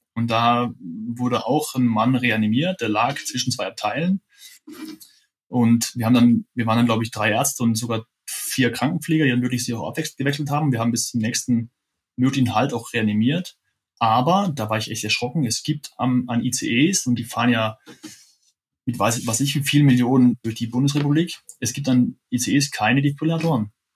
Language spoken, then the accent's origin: German; Freiburg im Breisgau, Baden-Württemberg, Germany; als Freiburger, der ich ja auch bin